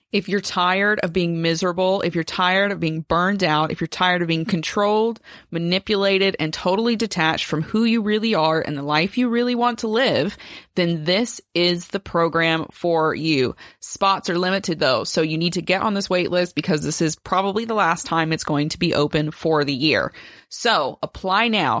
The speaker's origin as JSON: {"language": "English", "country": "United States", "said": "I'm obviously an American"}